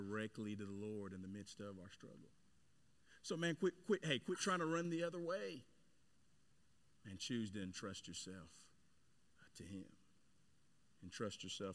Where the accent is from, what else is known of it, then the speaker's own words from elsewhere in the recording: Cedar Hill, Texas, United States; my hometown, Cedar Hill there